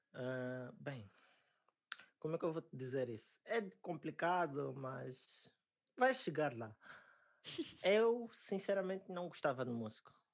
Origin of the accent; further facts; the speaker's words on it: Angola; also born or lived in Namibia / South Africa / China; now in Portugal; sou angolano